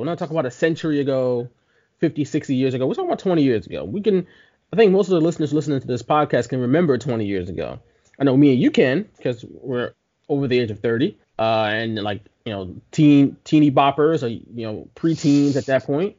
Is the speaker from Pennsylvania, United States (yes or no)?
yes; Philadelphia, Pennsylvania, United States; we're from Philly